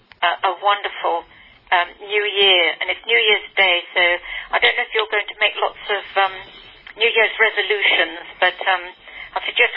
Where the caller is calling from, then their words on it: St Helier, Jersey; I'm ringing you from Jersey